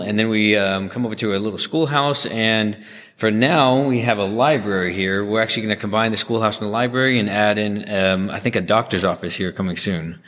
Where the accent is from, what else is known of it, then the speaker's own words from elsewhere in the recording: Garland, Texas, United States; born and raised in Garland